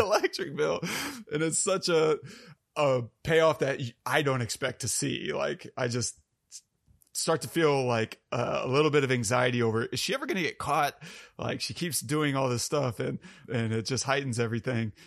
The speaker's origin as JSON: {"language": "English", "country": "United States", "said": "I'm very American and white"}